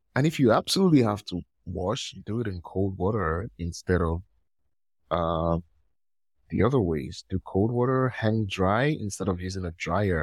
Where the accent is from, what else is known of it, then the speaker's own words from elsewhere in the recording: Nigeria; I'm from Nigeria